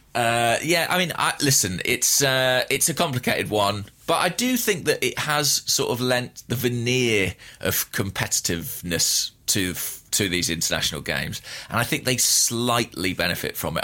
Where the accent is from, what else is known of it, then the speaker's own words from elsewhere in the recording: England, United Kingdom; I'm an Englishman